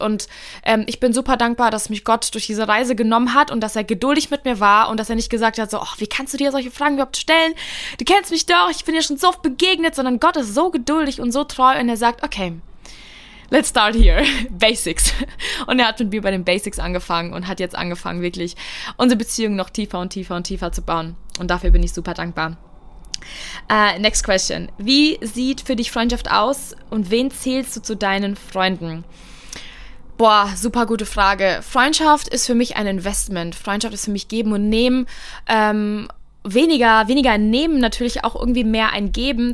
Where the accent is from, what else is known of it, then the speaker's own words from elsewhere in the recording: Miltenberg, Bavaria, Germany; moved away as an adult; now in Frankfurt, Germany; ich bin äh, in Deutschland geboren, in Miltenberg, in Bayern. Es ist circa eine Stunde von Frankfurt und jetzt lebe ich in Frankfurt seit 2016.